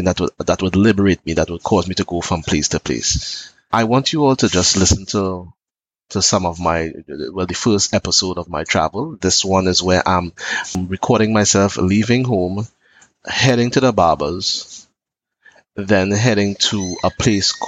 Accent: Trinidad & Tobago; I am from Trinidad and Tobago

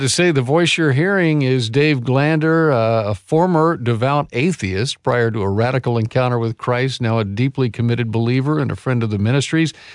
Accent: United States

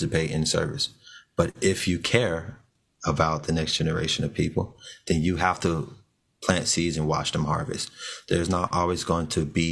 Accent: Orlando, Florida, United States; I was born and raised in Orlando, Florida

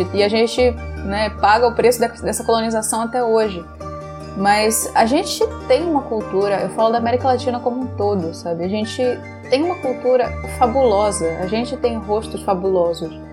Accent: Rio de Janeiro, Brazil; also born or lived in São Paulo; eu sou carioca, sim.

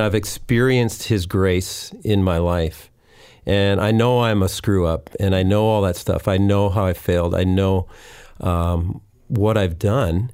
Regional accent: Winnipeg, Manitoba, Canada; moved away as an adult; also born or lived in Deep Cove, North Vancouver; now in North Vancouver, Canada; I grew up in Winnipeg.

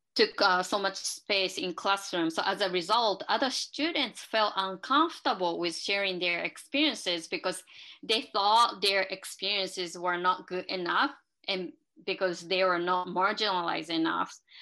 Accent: Japan; moved away; I live in uh, two different cultures and two different ideologies because I'm from Japan and I still follow some perspectives that um, I developed by living in Japan

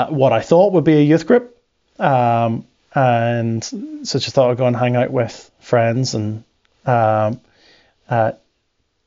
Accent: Northern Ireland, United Kingdom; accent: northern; I have a more northern, much like Elder, accent mm-hmm. because my parents divorced when I was small.

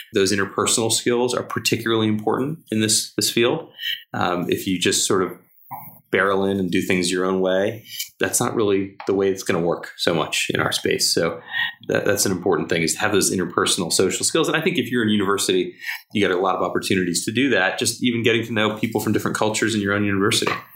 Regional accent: New Jersey, United States; New Jersey, which is my home state

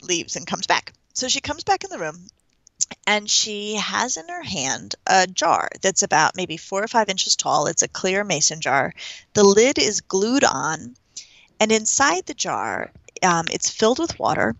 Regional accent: Denver, Colorado, United States; I'm from Denver

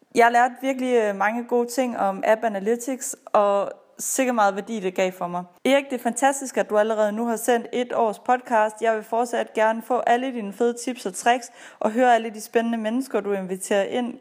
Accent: Aalborg, North Denmark Region, Denmark; moved away; Jeg kommer fra Aalborg.

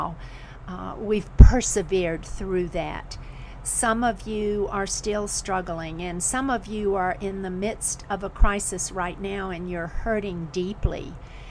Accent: the South, United States; also born or lived in Florida / South Carolina; I grew up in Florida and South Carolina

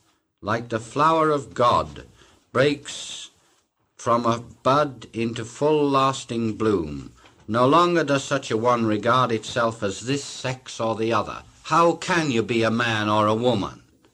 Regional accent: Wellington, West Midlands, United Kingdom; born there; The very fact that I have to go in and say I was born in Wellington, England, is a limitation.

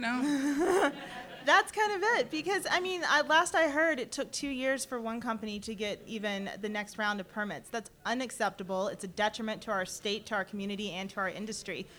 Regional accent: Mississippi, United States; now in Colorado, United States; I'm from Mississippi.

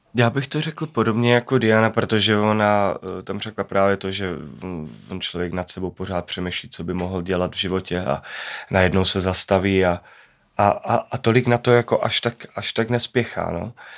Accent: Czechia; rád vracím domů sem do Čech

